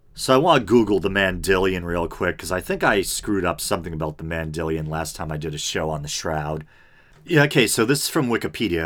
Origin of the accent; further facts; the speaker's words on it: United States; I was raised here in America